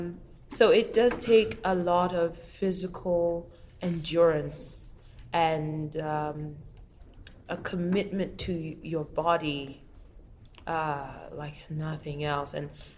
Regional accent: Kenya; moved away; I'm from Kenya, but so much of my character is formed by the fact that I've lived so many other places

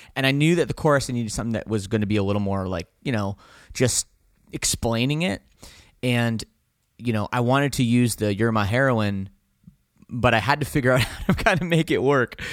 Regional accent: Canada; we're from Canada

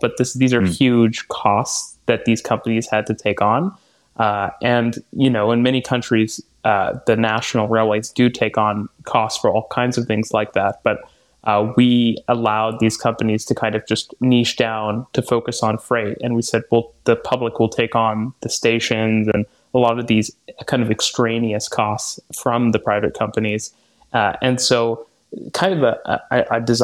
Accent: Vancouver, British Columbia, Canada; also born or lived in Toronto; now in Montreal, Canada; I grew up in Vancouver.

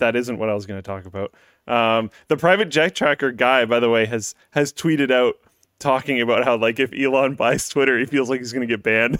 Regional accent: Canada; speaking as a Canadian

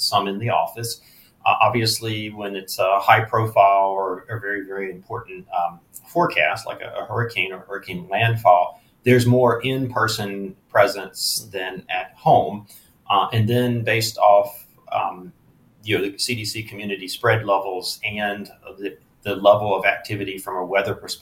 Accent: Eastern North Carolina, United States; moved away; I grew up in Eastern North Carolina

